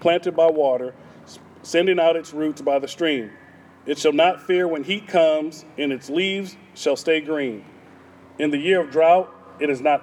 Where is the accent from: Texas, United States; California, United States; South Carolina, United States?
Texas, United States; I'm from Texas. I mean, we Texans